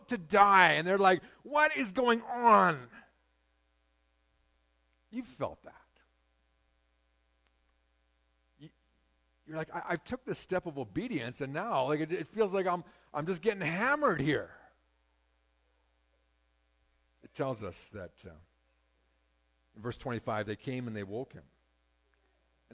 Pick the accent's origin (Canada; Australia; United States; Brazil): Canada; Shuswap Lake, British Columbia; I grew up on Shuswap Lake